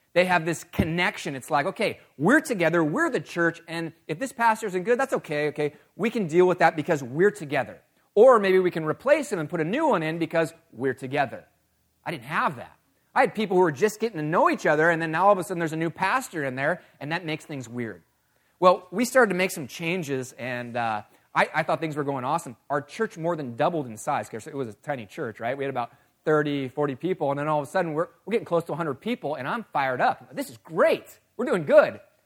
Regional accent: California, United States; moved away; I was born and raised in California

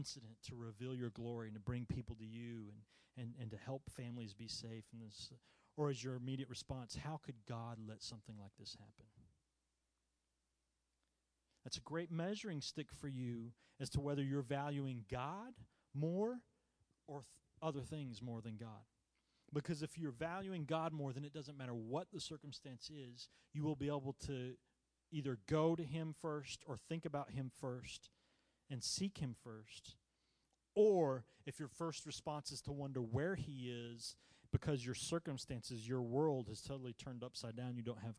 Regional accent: United States; I was born in the United States

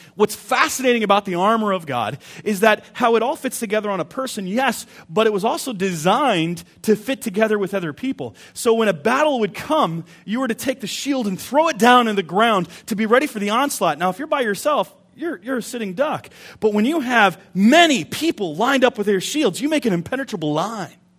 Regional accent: United States; we're American

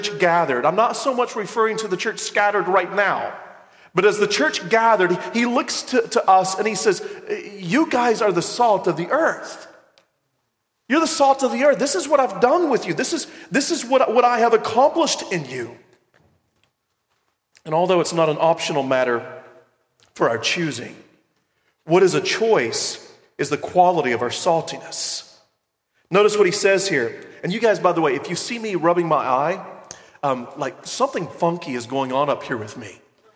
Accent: the South, United States; I'm from the South

